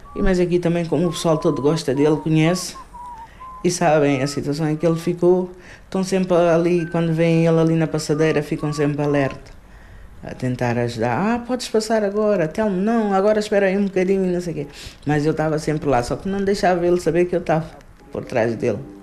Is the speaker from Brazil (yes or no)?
no; Portugal; also born or lived in Cape Verde; Eu vim de Cabo Verde, mas vim com 6 meses de idade. Ainda era criança, não conheço a minha terra. Cresci aqui, em Portugal